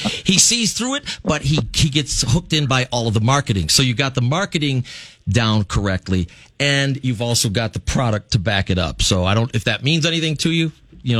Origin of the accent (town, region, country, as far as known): Fox Lake, Illinois, United States; born or raised there